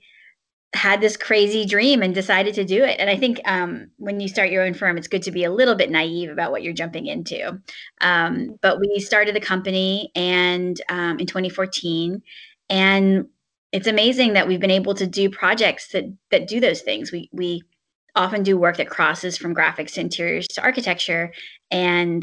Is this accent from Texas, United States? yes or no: no; Southern Virginia, United States; moved away; also born or lived in China / San Francisco / New Haven; I'm from Southern Virginia originally